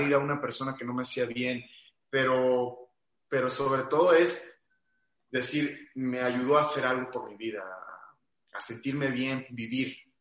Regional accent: Aguascalientes, Mexico; yo soy de Aguascalientes

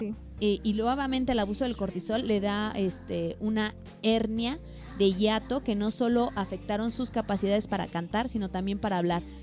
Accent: Mexico; como mexicanos

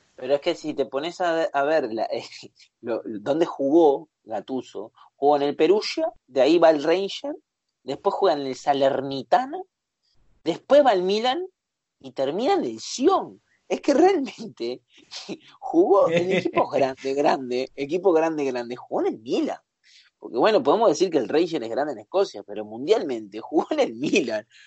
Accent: Uruguay; Soy uruguayo

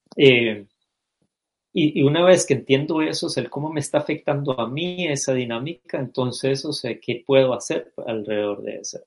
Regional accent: Costa Rica; nací y crecí en Costa Rica

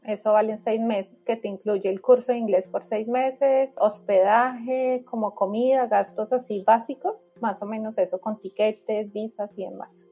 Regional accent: Bogotá, Colombia; moved away as an adult; now in Melbourne, Australia; nací en Colombia, en Bogotá específicamente

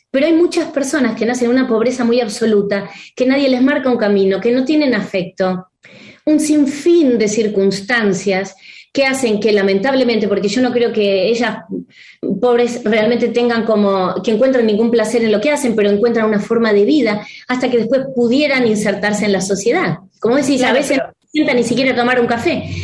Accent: Argentina; hola, soy argentina, hago esto, esto y esto

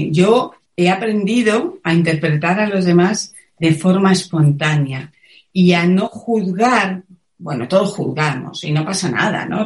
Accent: Madrid, Community of Madrid, Spain; moved away as an adult; now in Cuenca, Spain; Yo soy de Madrid, aunque ahora vivo en un pequeño pueblo de Cuenca

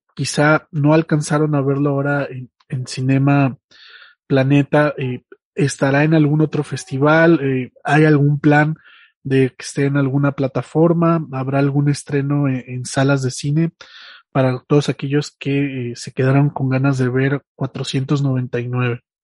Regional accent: Mexico; nuestra historia como mexicanos

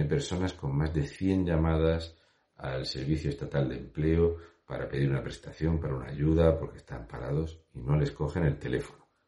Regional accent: Region of Murcia, Spain; un murciano encabronado

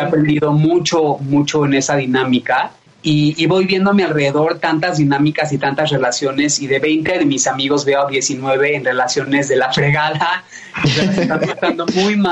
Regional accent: Mexico City, Mexico; Nací en la Ciudad de México. Eh, mi familia, mis papás también, mis abuelos no son de aquí, pero yo ya soy más mexicano que la tortilla.

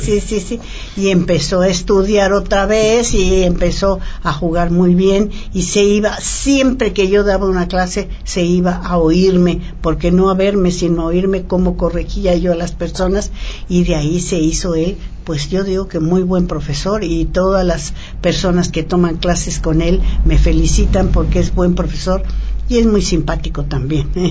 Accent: Mexico

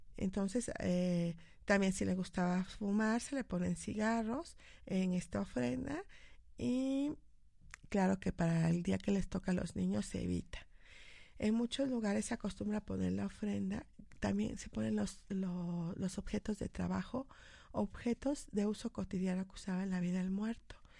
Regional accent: Mexico; como, mexicanos

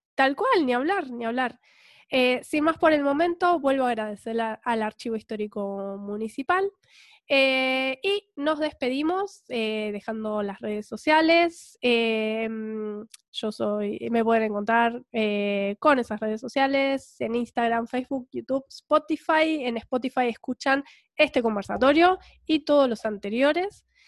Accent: Punta Alta, Buenos Aires Province, Argentina; moved away; also born or lived in Bahía Blanca; venimos a vivir a Bahía Blanca pero mm, ya no nos consideramos bayenses, eh, siempre seguimos siendo puntaldenses en el corazón

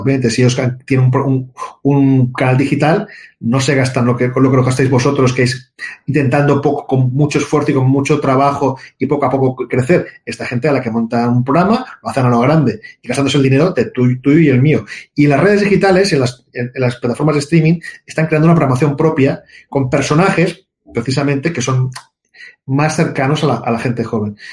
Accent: Catalonia, Spain

